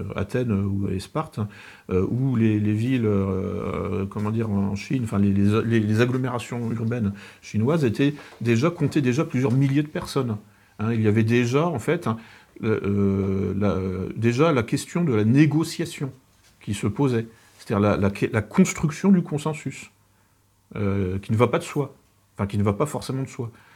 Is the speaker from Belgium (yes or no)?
no; France; en tant que Français